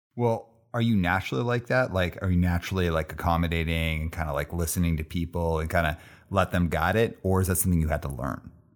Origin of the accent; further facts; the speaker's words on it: Calgary, Alberta, Canada; moved away as an adult; now in Vancouver, Canada; I grew up in the southeast.